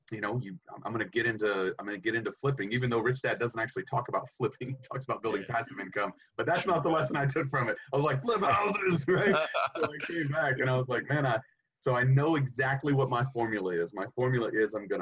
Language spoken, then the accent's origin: English; East Tennessee, United States; moved away; I grew up in East Tennessee